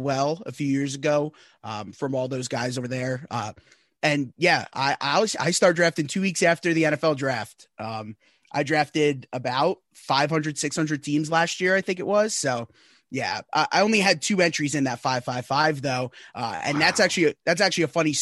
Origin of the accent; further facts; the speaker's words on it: Northeast, United States; I'm from the Northeast